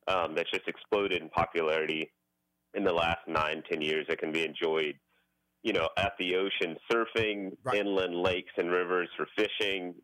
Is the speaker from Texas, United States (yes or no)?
yes; Houston, Texas, United States; moved away as an adult; also born or lived in San Antonio; now in Austin, United States; I grew up in Houston, and uh, everybody at, at my parents' church and neighborhood back in Acres Homes in Houston